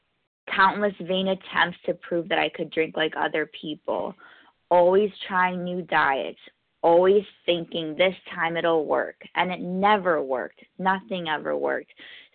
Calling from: New York, United States; I'm calling in from New York, a gratefully recovered compulsive overeater.

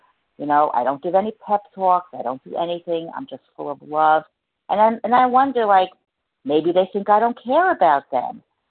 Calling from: New Jersey, United States; I'm recovered from New Jersey.

